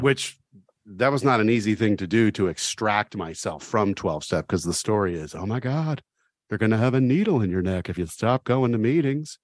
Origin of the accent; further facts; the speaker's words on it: Oxford, Ohio, United States; I grew up in Oxford